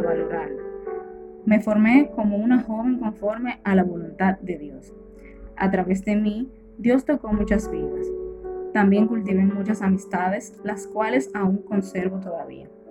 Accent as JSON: {"language": "Spanish", "region": "La Vega", "country": "Dominican Republic", "said": "soy de La Vega"}